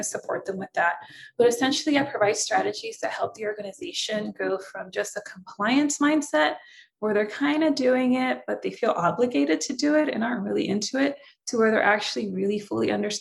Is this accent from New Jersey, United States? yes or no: no; San Francisco, California, United States; first language Spanish; English is a second language; also born or lived in Nicaragua; now in Southern California, United States; Came to the States when I was 4, grew up in the Bay Area. So San Francisco, California, Bay Area, and currently reside in Southern California now